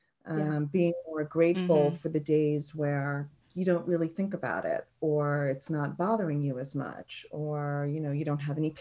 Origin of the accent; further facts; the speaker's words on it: New York, United States; accent: New York; If you get me mad, my New York accent's going to come out.